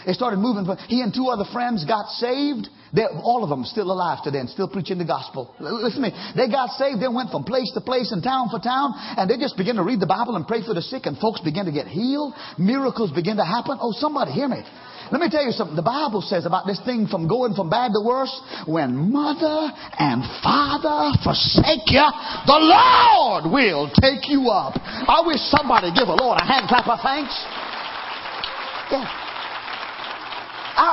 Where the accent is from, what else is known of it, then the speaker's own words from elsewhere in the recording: Trinidad & Tobago; moved away; growing up in Trinidad